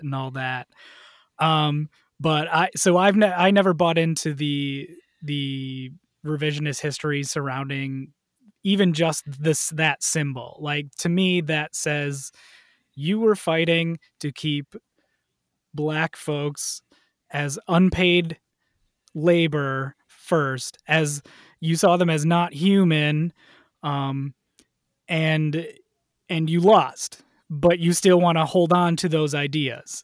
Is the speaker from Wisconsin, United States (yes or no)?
yes; Wisconsin, United States; I grew up in Wisconsin